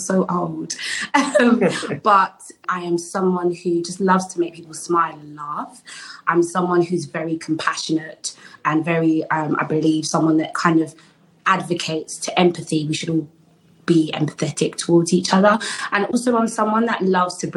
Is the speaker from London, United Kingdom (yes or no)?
yes; London, United Kingdom; I'm a Londoner, so it was really good to be able to go to my uni, but in my city.